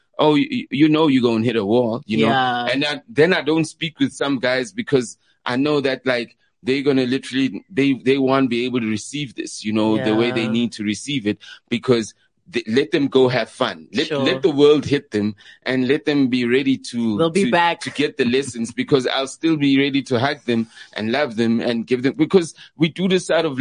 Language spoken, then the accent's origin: English; Katlehong, Gauteng, South Africa; I'm from Leondale, Katlehong